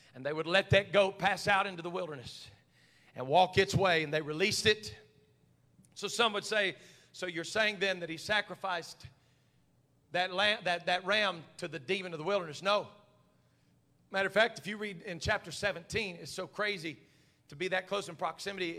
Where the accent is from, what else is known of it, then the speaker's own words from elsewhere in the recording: United States; we're so American